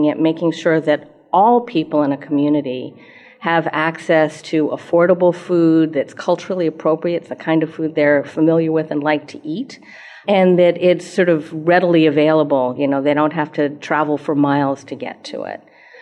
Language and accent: English; New York City, New York, United States; moved away; I grew up in New York City